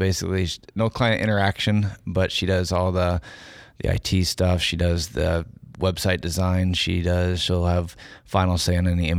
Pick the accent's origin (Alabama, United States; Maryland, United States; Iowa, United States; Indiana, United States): Iowa, United States; I am a photographer from Iowa and been lucky enough to get some good recognition for my work